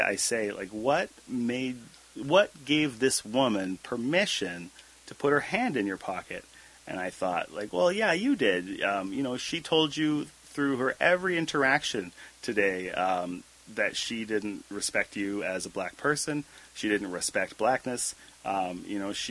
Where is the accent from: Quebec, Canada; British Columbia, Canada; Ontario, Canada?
British Columbia, Canada; Abbotsford; I learned again and again growing up in Abbotsford